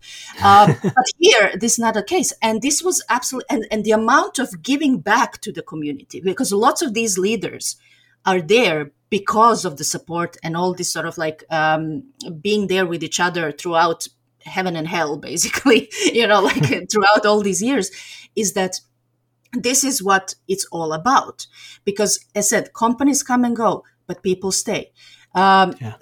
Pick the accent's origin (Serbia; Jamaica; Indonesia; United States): Serbia; Belgrade; now in Turku, Finland; I grew up in Belgrade, Serbia, so I'm I'm originally from Serbia